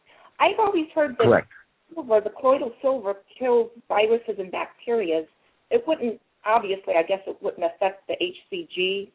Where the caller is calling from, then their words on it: Las Vegas, Nevada, United States; I'm calling from Las Vegas.